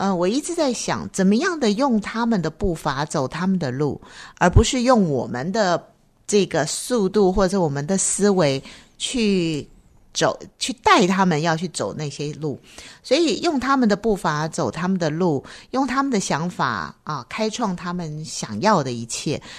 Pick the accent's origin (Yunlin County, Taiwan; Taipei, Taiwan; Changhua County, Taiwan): Taipei, Taiwan; 因为说实在，我从台北过来，